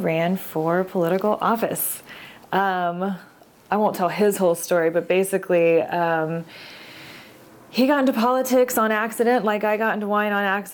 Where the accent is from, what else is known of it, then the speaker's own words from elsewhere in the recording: Oklahoma, United States; moved away as an adult; also born or lived in Willamette Valley, Oregon; now in Portland, United States; I'm from Oklahoma.